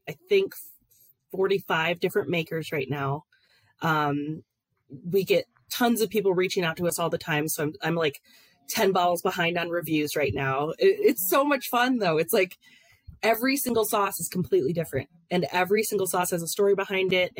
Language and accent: English; Ann Arbor, Michigan, United States; there was this place called Tio's, and it was in Ann Arbor, Michigan, where I grew up.